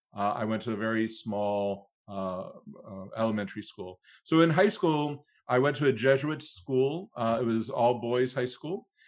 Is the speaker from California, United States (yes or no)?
no; Cleveland, Ohio, United States; moved away as an adult; I, uh, was born and raised in Cleveland, Ohio, so a Midwesterner from birth, very proud